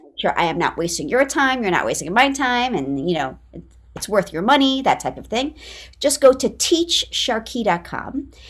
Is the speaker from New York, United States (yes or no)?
yes; New York City, New York, United States; I'm from New York City